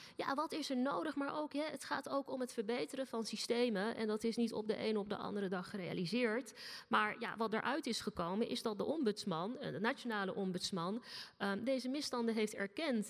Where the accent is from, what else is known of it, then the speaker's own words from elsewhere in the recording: Rotterdam, South Holland, Netherlands; Rotterdam. Mijn hometown